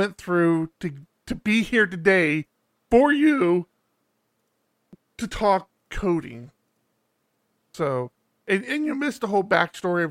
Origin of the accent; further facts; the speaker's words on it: Maryland, United States; moved away; I'm originally from Maryland, hence why I'm an Orioles fan.